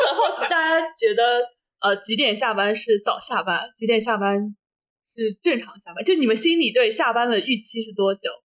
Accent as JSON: {"language": "Chinese", "region": "Jiangsu", "country": "China", "said": "我们是，都是江苏人"}